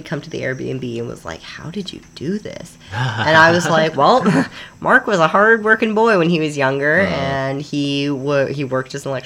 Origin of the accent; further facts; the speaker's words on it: Canada; now in Panama; we're from Canada